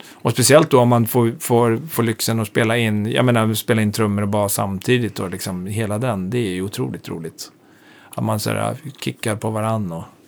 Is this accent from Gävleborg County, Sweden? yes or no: yes; Hälsingland, Gävleborg County, Sweden; also born or lived in Hudiksvall; now in Stockholm, Sweden; jag är ju född i Stockholm och sen uppflyttad till Hälsingland, gröna vågen uppflyttad